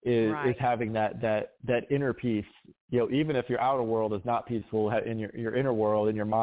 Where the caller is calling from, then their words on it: Cary, North Carolina, United States; So I'm in Cary, North Carolina. It's just outside of Raleigh. It's a great little town.